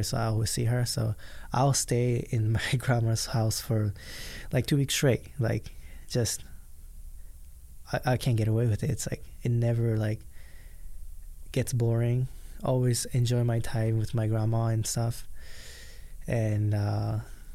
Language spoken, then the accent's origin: English; Japan; English is a second language; now in United States; I grew up in Japan